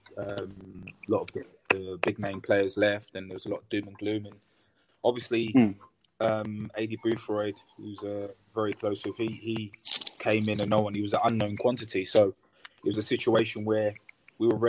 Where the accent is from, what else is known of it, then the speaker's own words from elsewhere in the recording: London, United Kingdom; I'm a South London boy, so I grew up in Peckham. I was born and raised in Peckham